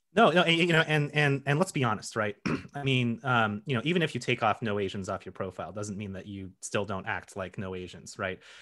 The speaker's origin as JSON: {"language": "English", "region": "Colorado", "country": "United States", "tie": "born or raised there", "said": "I grew up in Colorado"}